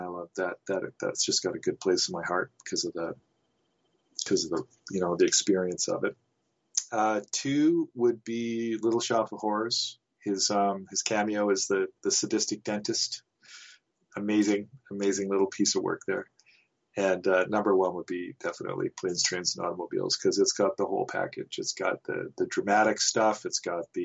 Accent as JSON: {"language": "English", "country": "Canada", "said": "I'm Canadian"}